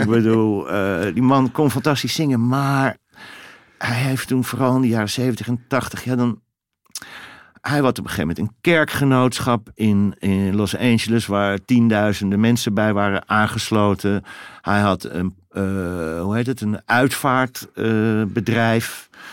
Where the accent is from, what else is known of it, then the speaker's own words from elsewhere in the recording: Netherlands; Ik kom uit Nederland.